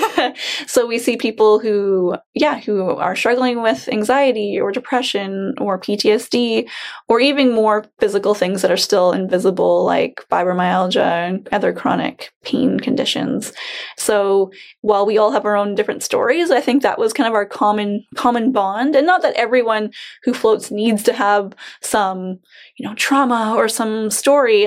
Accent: Chilliwack, British Columbia, Canada; Growing up in Chilliwack

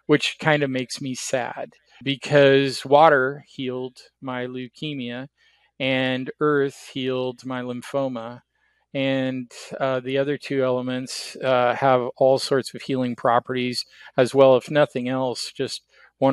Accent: Oregon, United States; moved away as an adult; also born or lived in Kansas / Portland; I'm from Oregon.

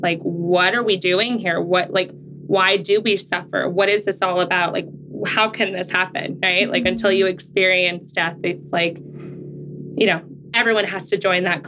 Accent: Tucson, Arizona, United States; now in Gilbert, United States; I was born and raised in Tucson, Arizona

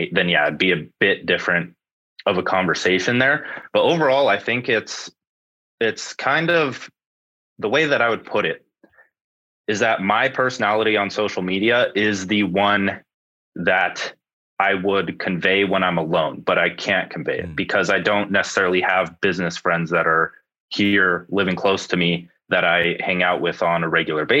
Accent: Phoenix, Arizona, United States; I am from Arizona, Phoenix area. Very sunny

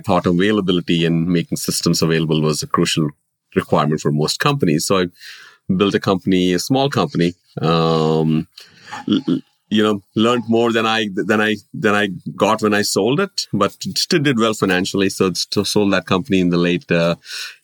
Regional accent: India; moved away as an adult; now in United States; I have been born and brought up in India

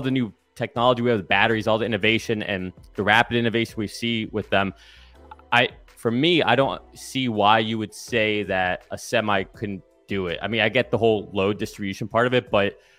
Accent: Satellite Beach, Florida, United States; my hometown, Satellite Beach. So Cape Canaveral area.

